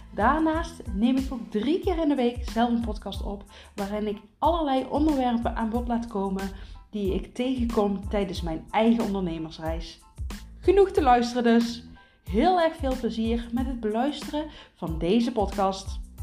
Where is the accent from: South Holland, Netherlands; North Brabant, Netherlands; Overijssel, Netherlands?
North Brabant, Netherlands; Geldrop; moved away as an adult; also born or lived in Heeze; now in Bakel, Netherlands; ik kom van origine uit Gelderop. ik ben niet in Gelderop geboren, maar kort daarna ben, zijn we naar Gelderop toe verhuisd en daar heb ik eigenlijk heel mijn leven eh, gewoond.